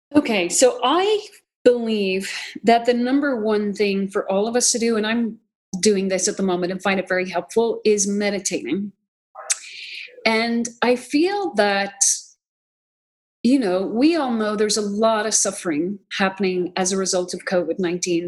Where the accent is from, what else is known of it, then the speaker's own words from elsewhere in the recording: Ireland; now in United States; I'm from Ireland originally. I became an American citizen in 2006